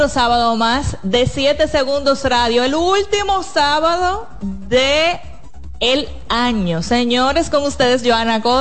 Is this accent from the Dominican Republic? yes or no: yes; Independencia, Dominican Republic; Eric, pero yo vengo de Independencia.